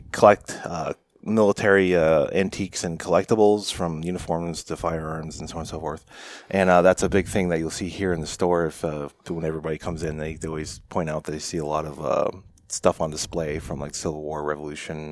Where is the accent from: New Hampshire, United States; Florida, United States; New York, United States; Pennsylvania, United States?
New Hampshire, United States; Lakes Region; So I'm a New Hampshire native. I grew up in the Lakes region, Tilton, Belmont